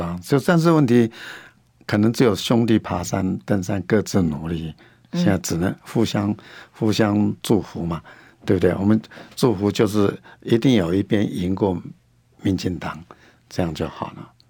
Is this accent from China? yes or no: no; Hsinchu, Hsinchu City, Taiwan; 我也希望说，呼吁我们新竹人，就说新竹人，就说团结新竹人。